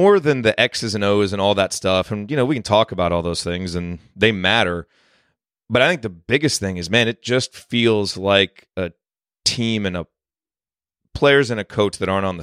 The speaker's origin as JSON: {"language": "English", "town": "Bloomington", "region": "Indiana", "country": "United States", "tie": "born or raised there", "moved": "yes", "said": "when we were growing up in Bloomington"}